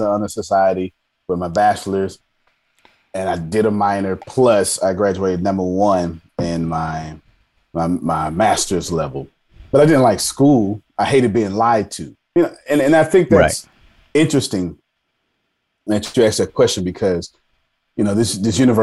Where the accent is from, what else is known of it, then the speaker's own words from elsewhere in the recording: Galveston, Texas, United States; accent: Texas drawl; I grew up in Galveston, Texas